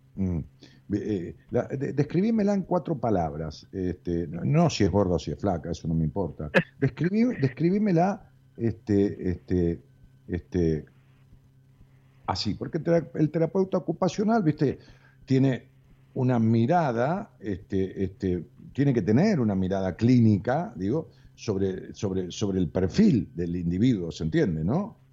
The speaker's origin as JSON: {"language": "Spanish", "region": "outskirts of Buenos Aires", "country": "Argentina", "tie": "born or raised there", "said": "la ciudad donde yo nací, en el pueblo, digamos, acá en las afueras de la capital federal, este, en los límites con la capital federal"}